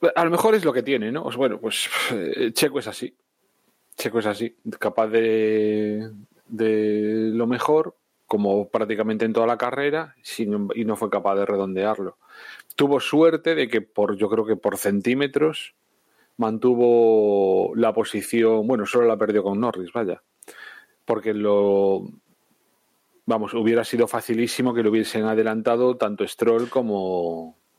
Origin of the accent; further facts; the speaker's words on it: Spain; España somos primos hermanos